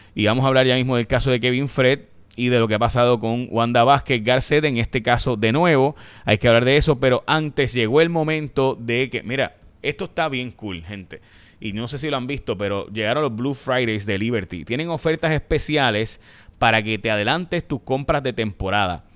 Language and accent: Spanish; San Lorenzo, Puerto Rico; yo soy de San Lorenzo